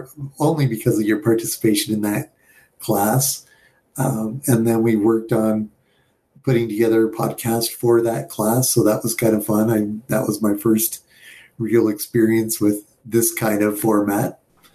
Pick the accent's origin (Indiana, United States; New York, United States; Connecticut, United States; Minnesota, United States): New York, United States; also born or lived in Colorado; So I was born in Colorado at the Air Force Academy, but I don't remember all of that. We were born in my dad was Air Force, so he moved around a lot until he went to Vietnam, and then we moved up to northern New York